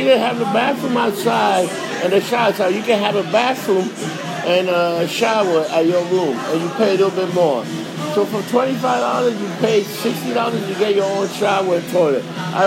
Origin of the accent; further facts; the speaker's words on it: New York City, New York, United States; I grew up in Hell's Kitchen